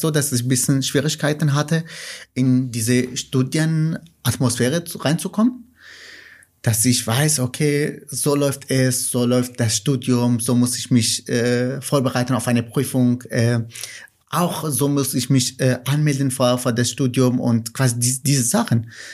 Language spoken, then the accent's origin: German; Nineveh, Iraq; first language Kurmanji; German is a second language; moved away as an adult; now in Cologne, Germany; ich komme aus dem Irak und Kurdisch und Arabisch sind Amtssprachen im, im, im Irak. Aber meine Muttersprache ist Kurmanji